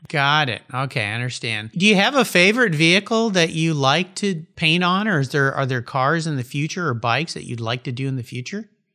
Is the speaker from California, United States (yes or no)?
yes; La Jolla, California, United States; I grew up down in La Jolla, California